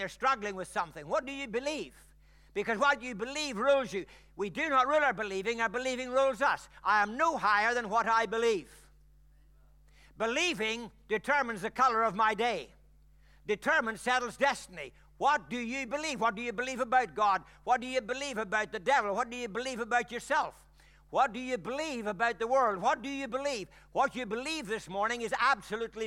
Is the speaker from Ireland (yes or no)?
yes; Ireland; I'm Irish